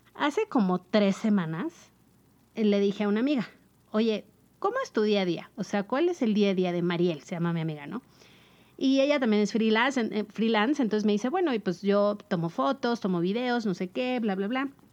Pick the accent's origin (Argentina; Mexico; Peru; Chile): Mexico; somos mexicanos